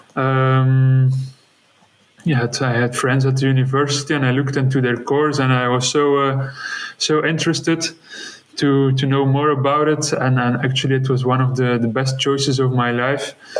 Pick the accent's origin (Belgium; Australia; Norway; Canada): Belgium; West Flanders; English is a second language; moved away as an adult; now in Antwerp, Belgium; originally, I grew up in West Flanders